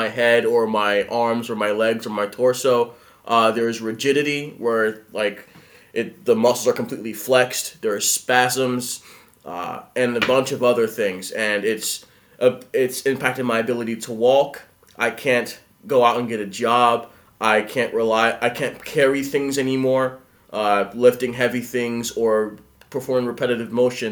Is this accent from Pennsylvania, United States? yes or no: yes; Philadelphia, Pennsylvania, United States; I'm from Philadelphia, Pennsylvania.